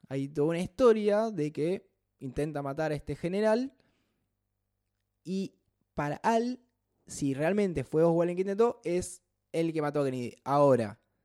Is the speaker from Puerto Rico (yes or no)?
no; Buenos Aires, Argentina; somos bastante porteños